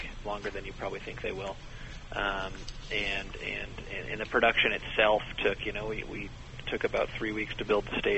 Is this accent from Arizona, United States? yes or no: no; Denver, Colorado, United States; also born or lived in Los Angeles; now in Detroit, United States; I'm from Denver originally and spent about 7 years in Los Angeles and moved to Detroit about a year ago